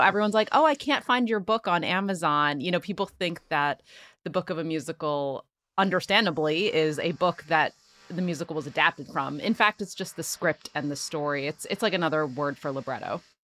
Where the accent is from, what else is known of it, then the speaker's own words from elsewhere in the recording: Philadelphia, Pennsylvania, United States; born and raised in Philly